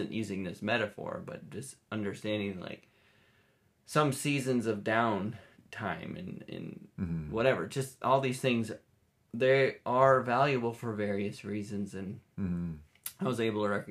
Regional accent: Minnesota, United States; moved away; I grew up in Minnesota, so winter was long, and it was gray, and it was cold.

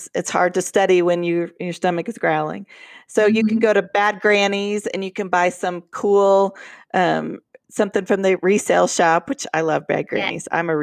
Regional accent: Colorado, United States; now in Oklahoma, United States; I'm from Colorado

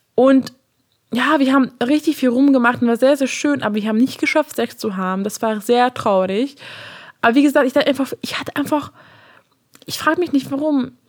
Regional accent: Hungary; German is a second language; moved away; Also ich komme ja aus Ungarn und meine erste Fremdsprache war Deutsch, äh, weil ich Englisch schon zu Hause gelernt habe

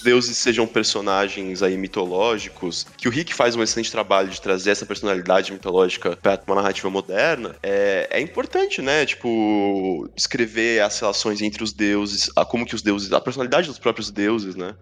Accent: Praia Grande, São Paulo, Brazil; Nasci em Praia Grande

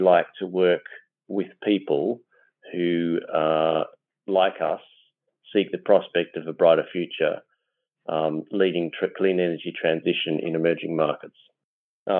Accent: Australia; now in London, United Kingdom; Normally based in London, although I'm Australian originally.

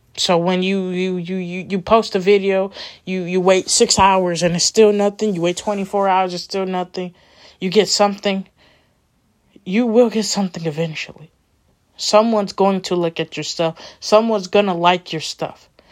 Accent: Milwaukee, Wisconsin, United States; I'm coming back to my hometown, Milwaukee

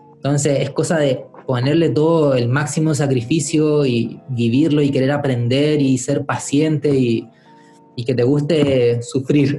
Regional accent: Valparaíso, Chile; en Valparaíso, mi ciudad natal

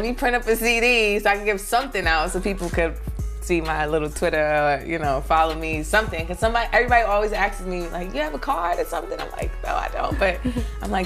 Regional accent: New York City, New York, United States; also born or lived in North Carolina; I'm from Brooklyn, East New York, Cypress Hills Projects. I've been in Brooklyn all my life

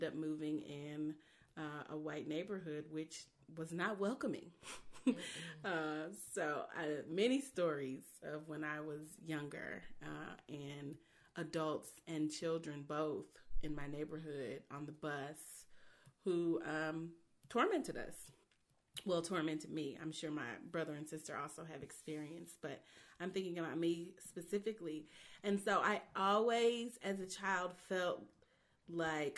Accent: Baldwin, Missouri, United States; I grew up in Baldwin. My parents, who both lived in the city as children, decided to purchase a home in Baldwin, Missouri. And so that's where I spent my entire childhood

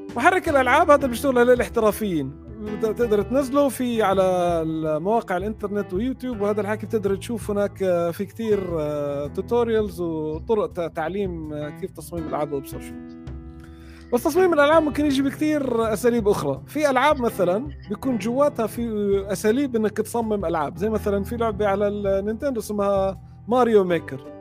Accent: Jordan; انا من من الاردن اصلا

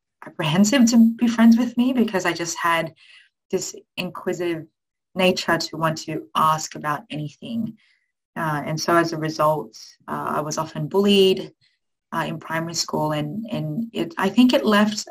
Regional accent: Sydney, New South Wales, Australia; also born or lived in Philippines; I grew up in Western Sydney. My parents are from the Philippines, and when I was one, they made a decision to make their way to this wonderful country.

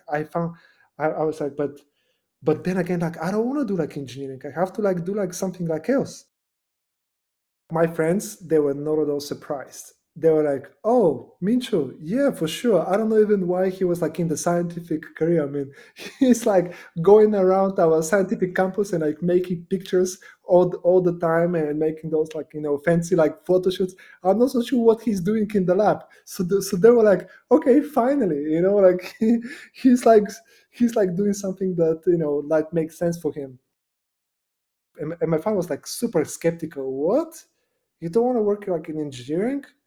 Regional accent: Nova Zagora, Sliven Province, Bulgaria; now in United States; I was born in Nova Zagora, which is like in the middle of, of Bulgaria, just below like the mountains.

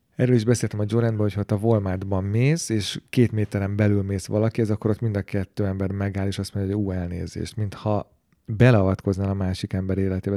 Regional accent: Hungary

